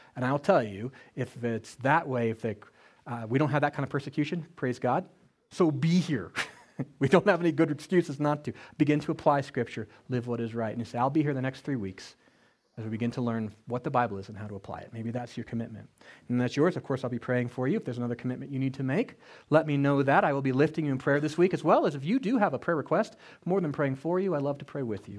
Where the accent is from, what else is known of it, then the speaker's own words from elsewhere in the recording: Colorado, United States; I grew up in Colorado